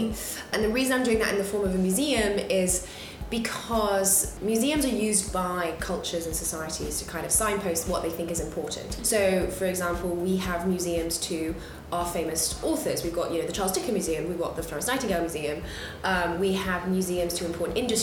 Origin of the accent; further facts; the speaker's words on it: London, United Kingdom; I'm from London, born and bred here